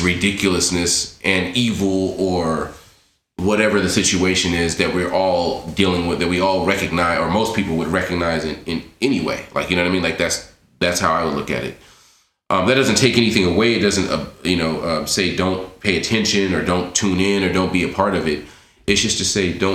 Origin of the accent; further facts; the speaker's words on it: Los Angeles, California, United States; MERS and I come from the same neighborhood. So we grew up in Miss City together. We went to Santa Monica College together.